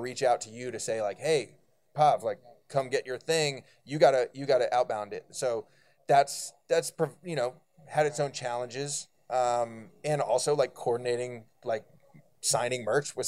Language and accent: English; Bay Area, California, United States; now in Brooklyn, United States; I'm from the Bay Area